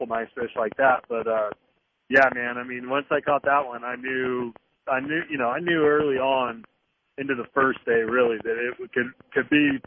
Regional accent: California, United States; now in Guntersville, United States; growing up in California, fishing Clear Lake, fishing the Delta with the drop shot for shallow largemouth

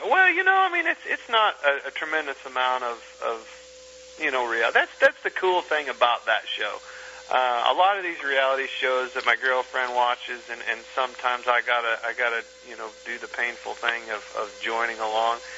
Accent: Kansas, United States; I'm from Kansas

